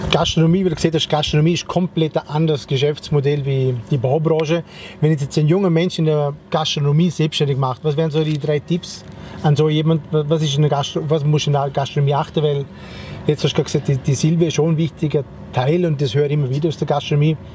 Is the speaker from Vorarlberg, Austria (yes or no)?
yes; Vorarlberg, Austria; now in Italy; Also ich bin Vorarlberger durch und durch, obwohl jetzt äh, im Piemont?